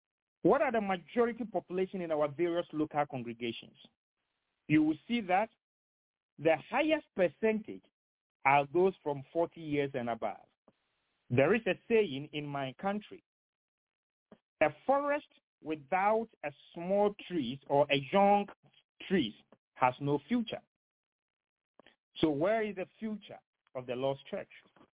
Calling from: Henderson, North Carolina, United States; I am speaking from Henderson in Vance County, North Carolina.

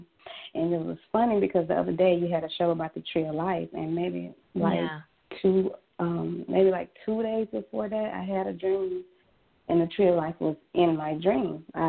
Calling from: Jackson, Mississippi, United States; I'm calling from Mississippi.

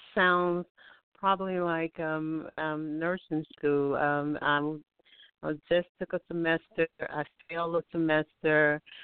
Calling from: Alabama, United States; I'm calling from Alabama

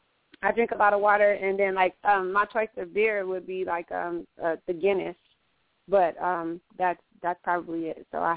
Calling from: Phoenix, Arizona, United States; I'm calling from Phoenix.

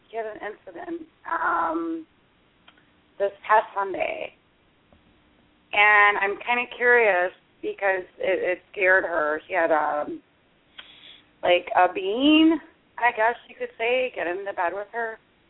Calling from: Michigan, United States; from Michigan.

